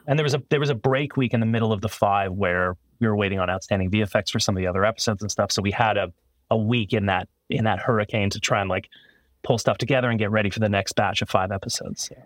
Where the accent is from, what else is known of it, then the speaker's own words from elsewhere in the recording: Toronto, Ontario, Canada; engineering school in Toronto, Canada. where I'm from